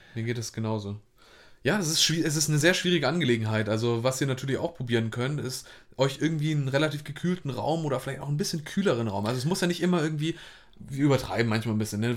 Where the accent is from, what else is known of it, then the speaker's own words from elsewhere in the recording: Hamburg, Germany; ich komme auch aus Hamburg